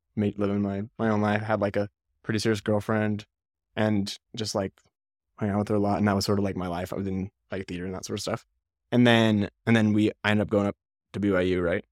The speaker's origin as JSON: {"language": "English", "town": "Salt Lake City", "region": "Utah", "country": "United States", "tie": "born or raised there", "said": "I grew up in Salt Lake City"}